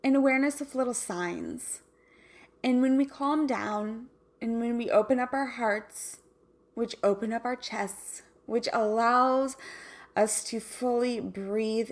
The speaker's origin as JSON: {"language": "English", "region": "Kansas", "country": "United States", "moved": "yes", "lives_now": "Southern California, United States", "said": "I'm from Kansas"}